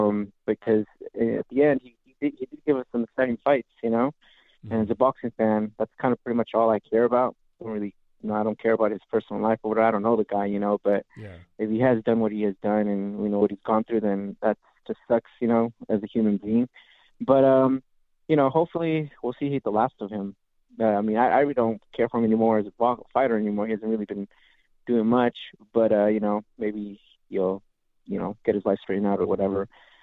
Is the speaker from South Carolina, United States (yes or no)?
no; California, United States; I'm from Ventura County.